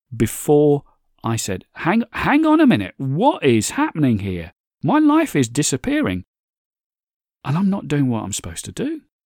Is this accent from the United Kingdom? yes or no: yes; United Kingdom; my home country here, in the U K.